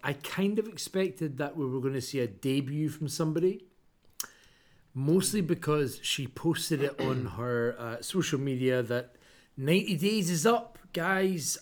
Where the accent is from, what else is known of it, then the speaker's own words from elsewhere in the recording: Scotland, United Kingdom; I'm from Scotland